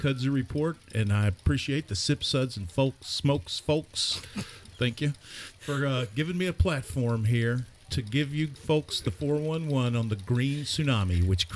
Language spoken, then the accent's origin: English; Tennessee, United States; right here in my home state of Tennessee